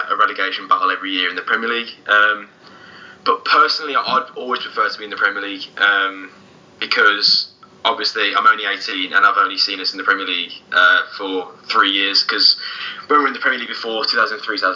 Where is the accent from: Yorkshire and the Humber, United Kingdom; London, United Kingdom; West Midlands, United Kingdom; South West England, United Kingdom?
West Midlands, United Kingdom; Wolverhampton; from Wolverhampton, local